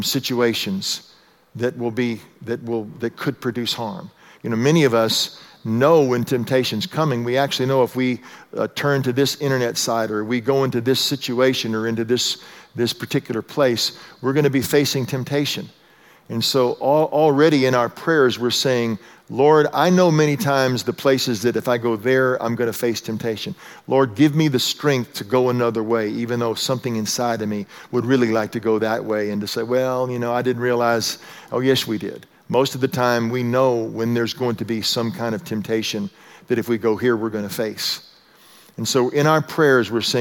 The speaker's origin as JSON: {"language": "English", "region": "Texas", "country": "United States", "tie": "born or raised there", "moved": "yes", "said": "I was raised in Texas"}